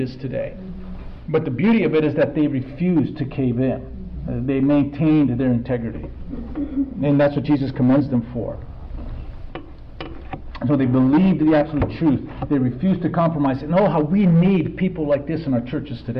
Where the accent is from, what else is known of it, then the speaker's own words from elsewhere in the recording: United States; me as an American